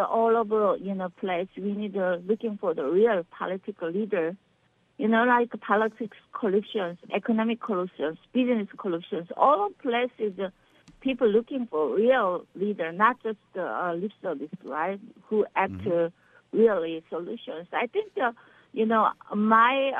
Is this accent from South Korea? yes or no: yes; Seoul, South Korea; English is a second language; also born or lived in Andong, South Korea; now in Beverly Hills, United States; I am from South Korea, Seoul, Korea. I born Andong countryside. Yes, I'm from South Korea